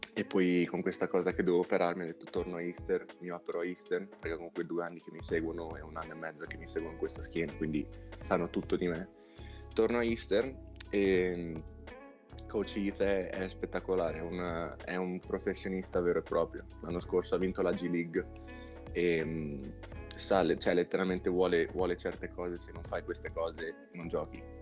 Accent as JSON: {"language": "Italian", "town": "Castel Maggiore", "region": "Emilia-Romagna", "country": "Italy", "tie": "born or raised there", "moved": "as an adult", "lives_now": "United States"}